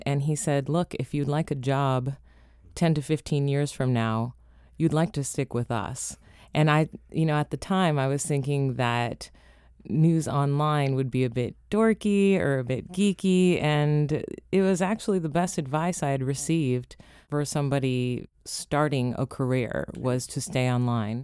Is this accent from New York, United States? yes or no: no; Los Angeles, California, United States; also born or lived in Toronto, Canada; now in Washington, D.C., United States; growing up in Los Angeles, you're in the hub of entertainment